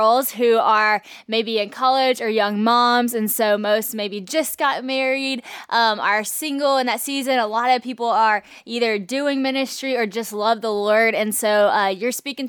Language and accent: English; Monroe, Louisiana, United States; Monroe, Louisiana, right here where I'm from